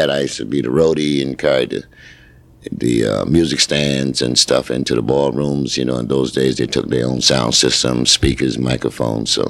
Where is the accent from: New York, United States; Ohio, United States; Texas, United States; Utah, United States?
New York, United States; New York City; my parents is from the Caribbean, but I was born in New York City in Harlem